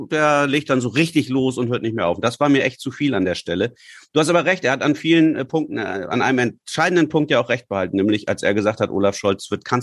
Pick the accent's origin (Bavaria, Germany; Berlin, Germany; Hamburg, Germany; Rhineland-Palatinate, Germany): Hamburg, Germany; als Hamburger müssen wir doch auch und wir können uns so gut darstellen